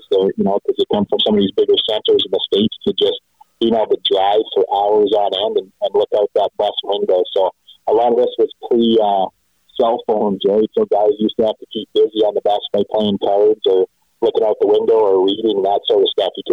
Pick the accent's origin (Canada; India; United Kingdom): Canada; Medicine Hat, Alberta; schedule to go play Medicine Hat so it was quite a thing to be able to come play professional baseball in my hometown against the home team.